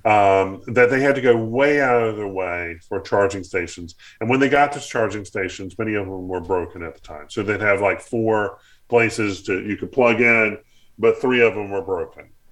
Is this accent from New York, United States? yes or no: no; North Carolina, United States; my community growing up in North Carolina